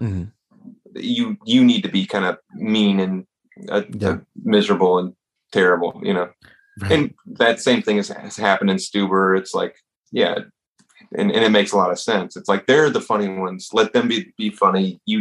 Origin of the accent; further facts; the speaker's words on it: the South, United States; growing up in the South, and you